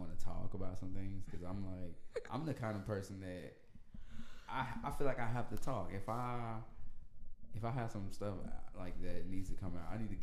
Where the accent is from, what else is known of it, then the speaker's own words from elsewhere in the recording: Little Rock, Arkansas, United States; I'm from Little Rock, Arkansas